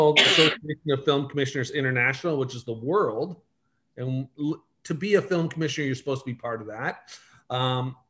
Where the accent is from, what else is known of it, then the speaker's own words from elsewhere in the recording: Markham, Ontario, Canada; moved away as an adult; also born or lived in Windsor, Ontario; now in Okanagan, Canada; I was born in Windsor, grew up in Markham